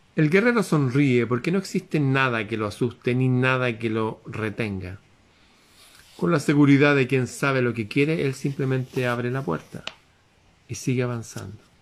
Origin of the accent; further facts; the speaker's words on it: Chile; en mi país